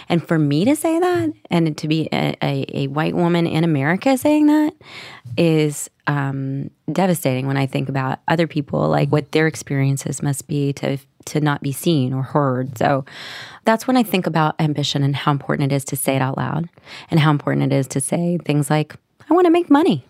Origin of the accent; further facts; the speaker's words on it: Nashville, Tennessee, United States; moved away; I was from Nashville, Tennessee